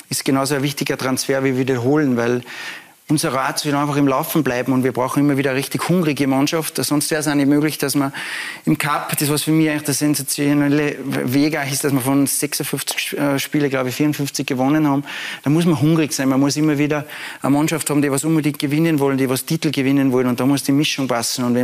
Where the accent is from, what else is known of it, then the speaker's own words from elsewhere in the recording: Salzburg, Austria; ich komme aus Salzburg, bin mit der Familie dort